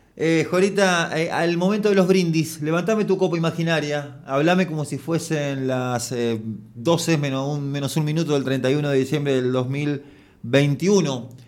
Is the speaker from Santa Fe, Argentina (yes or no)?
yes; Santa Fe, Argentina; me, me, enorgulleció como, como santafesino